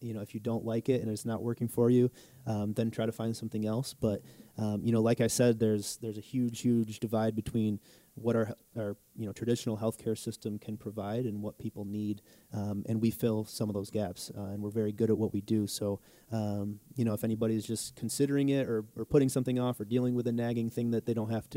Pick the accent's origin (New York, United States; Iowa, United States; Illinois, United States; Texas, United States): New York, United States; Jamestown; moved away as an adult; also born or lived in Falconer, New York; now in Wisconsin, United States; going back to my hometown